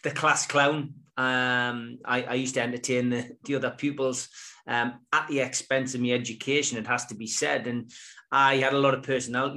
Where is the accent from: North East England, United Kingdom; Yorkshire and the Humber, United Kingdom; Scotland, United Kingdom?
North East England, United Kingdom; Gateshead; also born or lived in South Shields; I always lived on the banks of the Tyne, but on the Gateshead side. I had a great childhood